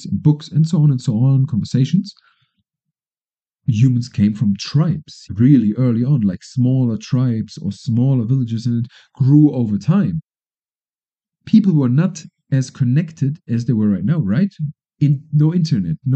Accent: Germany; now in Colombia; Germany, my home country, is far away.

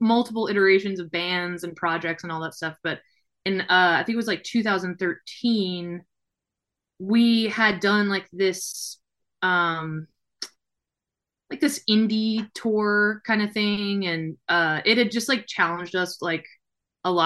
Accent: New Orleans, Louisiana, United States; moved away as an adult; now in Nashville, United States; We both, my husband and I grew up in New Orleans.

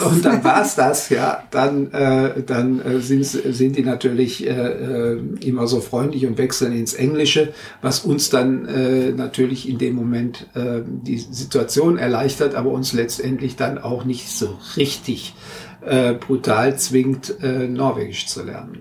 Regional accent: Germany; moved away as an adult; now in Norway; bei uns in Deutschland

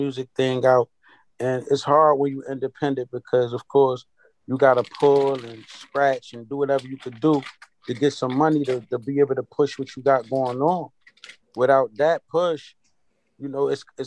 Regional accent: Hartford, Connecticut, United States; I'm from Hartford, Connecticut

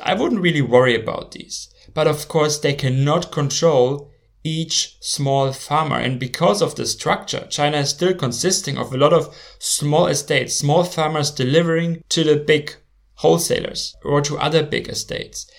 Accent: Germany; my home country, Germany

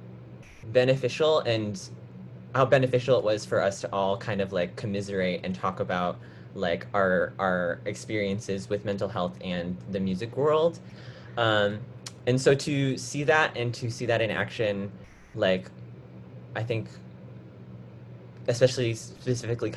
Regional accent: Chicago, Illinois, United States; I grew up in the Chicago area, and I currently live in Chicago

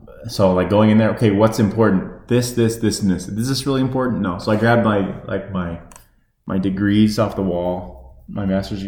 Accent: Arizona, United States; growing up in Arizona

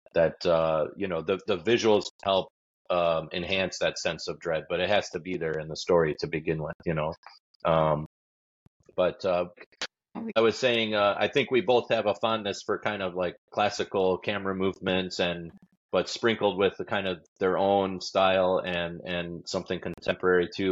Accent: Detroit, Michigan, United States; I grew up in Detroit

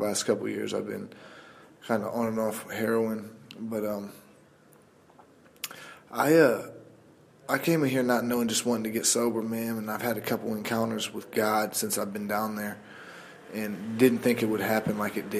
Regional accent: Columbus, Ohio, United States; I grew up in South Columbus

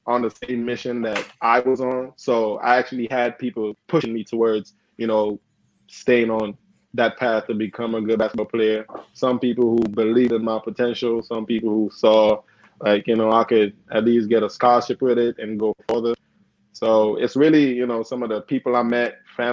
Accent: Grenada; moved away; also born or lived in Carriacou, Grenada / United States; I grew up on Grenada. Like, my nationality is Grenada, mm-hmm. but it's actually a smaller island, which is part of, you know, is a tri-island

